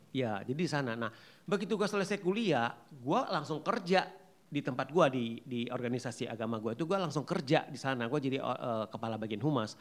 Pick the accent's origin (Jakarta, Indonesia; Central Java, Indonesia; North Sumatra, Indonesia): North Sumatra, Indonesia; Pematangsiantar; asal gua itu kan dari Pembataang Siantar